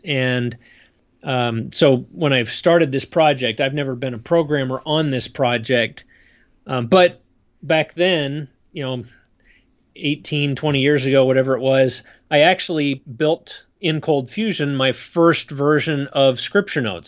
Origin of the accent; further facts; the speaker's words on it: State College, Pennsylvania, United States; moved away as an adult; also born or lived in Idaho; now in Utah, United States; I grew up in a college town